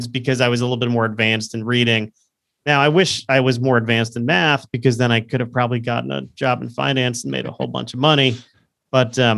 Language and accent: English; Florida, United States; moved away; Florida, my home state